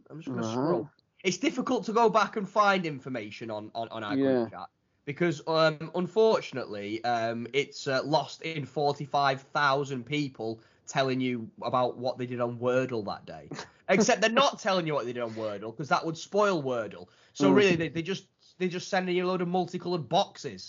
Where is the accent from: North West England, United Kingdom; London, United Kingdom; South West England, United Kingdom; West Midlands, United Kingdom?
North West England, United Kingdom; Widnes; moved away as an adult; I'm from Widnes